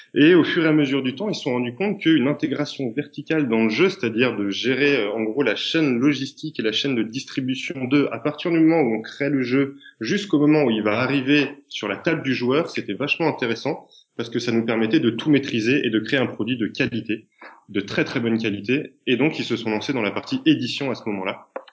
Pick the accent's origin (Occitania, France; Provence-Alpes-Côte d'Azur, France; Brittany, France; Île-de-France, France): Île-de-France, France; Paris; je suis un petit Parisien